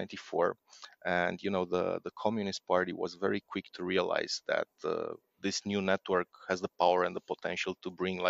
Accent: Romania; I'm from Romania

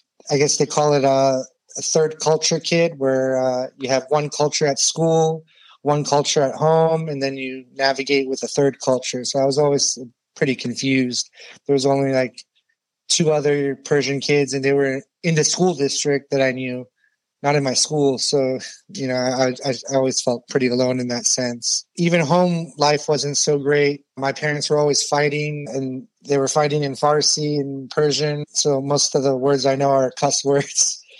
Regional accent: Ohio, United States; born there; I was born in Ohio to immigrant parents from Iran.

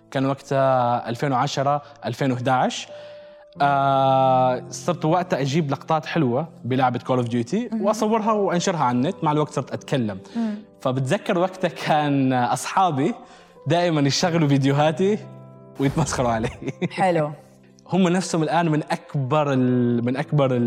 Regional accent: United Arab Emirates; also born or lived in Syria; انا من سوريا بس آه، ولدان طول عمري هنا

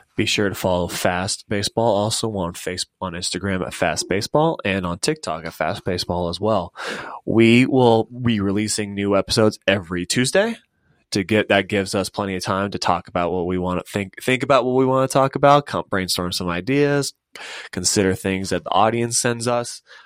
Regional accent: Castle Rock, Colorado, United States; also born or lived in Kansas / Nebraska; I'm a graduate of Douglas County High School, from, born and raised in Castle Rock

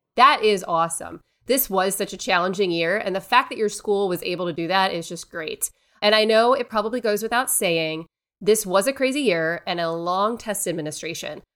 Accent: Cleveland, Ohio, United States; I am from Cleveland, born and raised a Browns fan

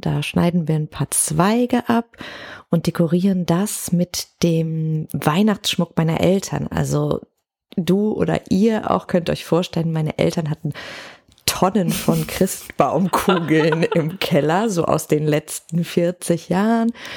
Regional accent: Cologne, North Rhine-Westphalia, Germany; ich komme ja aus Köln

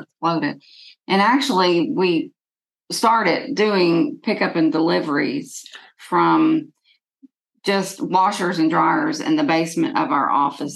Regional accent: Lexington, Kentucky, United States; I was born in Lexington

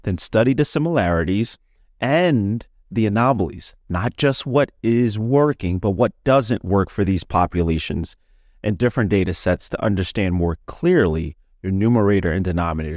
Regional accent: Philadelphia, Pennsylvania, United States; I'm from Philadelphia, Pennsylvania

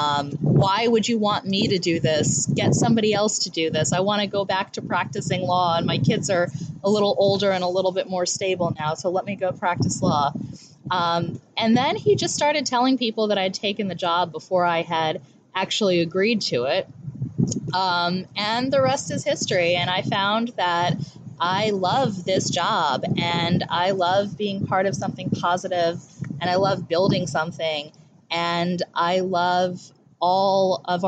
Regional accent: Howard County, Maryland, United States; I am from Howard County. My parents have been in this community since 1973 and 1975, respectively, and I have spent almost all my life here

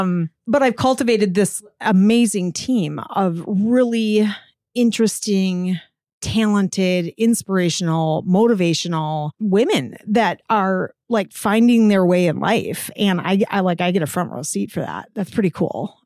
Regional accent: Cross Plains, Wisconsin, United States; I grew up just outside of Cross Plains. So I am a Middleton High School grad

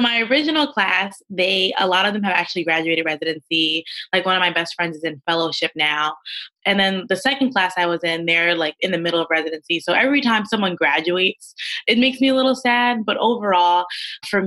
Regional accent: Teaneck, New Jersey, United States; I'm from Teaneck, New Jersey

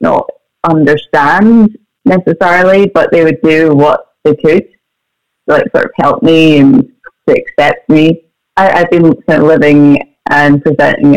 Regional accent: Scotland, United Kingdom; I'm from Scotland

